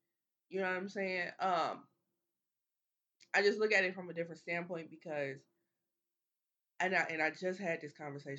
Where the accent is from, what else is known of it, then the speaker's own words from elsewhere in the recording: Midwest, United States; But I'm a Midwesterner as well.